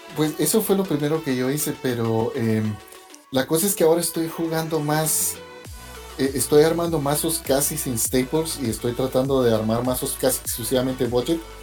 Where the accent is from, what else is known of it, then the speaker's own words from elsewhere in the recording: Guatemala; moved away as an adult; now in New York, United States; yo crecí en Guatemala